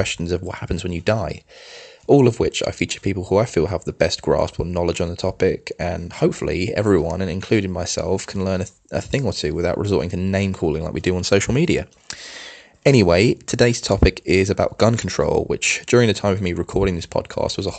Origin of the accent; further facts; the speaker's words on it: Brighton, South East England, United Kingdom; moved away as an adult; also born or lived in California; broadcasting from my hometown of Brighton, England, where I've predominantly grown up